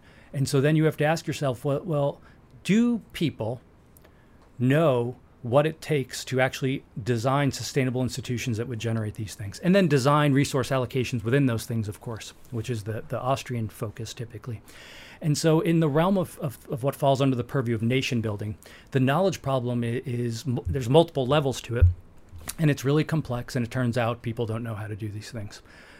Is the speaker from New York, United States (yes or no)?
yes; New York City, New York, United States; I grew up in New York City